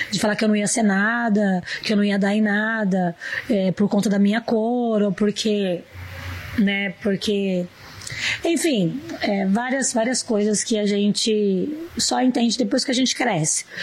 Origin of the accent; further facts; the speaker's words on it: Salto, São Paulo, Brazil; E a minha infância em Salto, eu, eu tenho poucas lembranças.